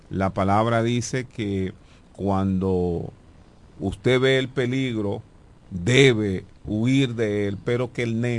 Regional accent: La Romana, Dominican Republic; yo nací en la calle Doctor Gonzalo número 9, esa es la calle que sube de Jumbo.

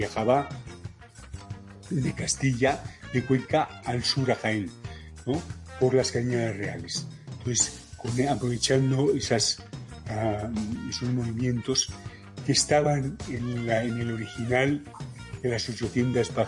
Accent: Panama; born there; De hecho, yo nací en Panamá, pero la intención era que yo naciese

